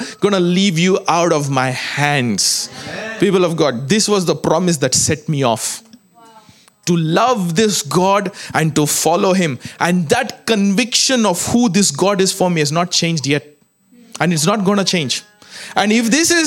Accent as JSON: {"language": "English", "country": "India", "moved": "yes", "said": "I come from India"}